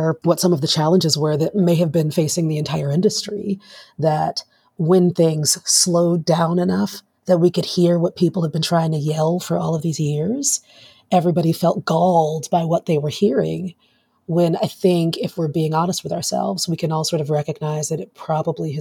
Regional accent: South Florida, United States; I'm from South Florida.

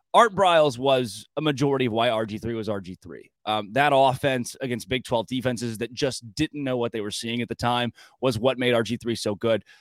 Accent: near Tulsa, Oklahoma, United States; I grew up near Tulsa.

